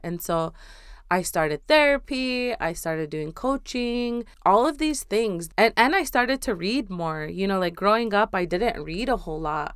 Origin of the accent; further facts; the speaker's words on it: North Dakota, United States; also born or lived in Seattle; I am from Standing Rock, um, currently between North Dakota and Seattle